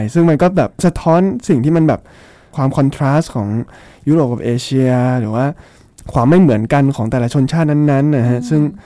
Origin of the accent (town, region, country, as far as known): Thailand; moved away as an adult; also born or lived in Shanghai, China